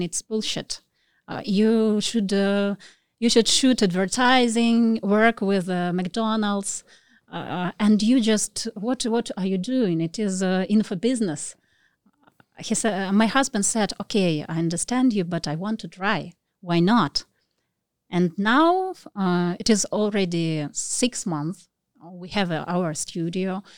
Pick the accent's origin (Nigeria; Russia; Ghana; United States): Russia; moved away as an adult; now in Phuket, Thailand; I'm from Russia, and, uh, we are here for nearly one year.